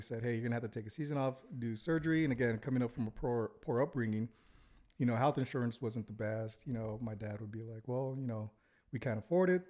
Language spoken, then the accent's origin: English; Santa Ana, California, United States; now in Utah, United States; grew up, uh, in Santa Ana